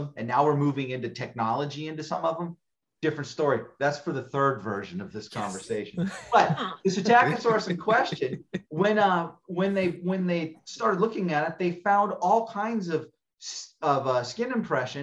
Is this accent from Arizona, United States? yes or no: yes; Arizona, United States; I'm born and raised in Arizona